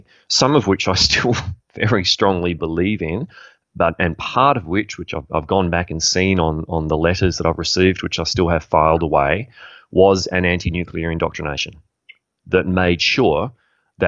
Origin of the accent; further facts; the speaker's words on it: Australia; as a young man growing up in Australia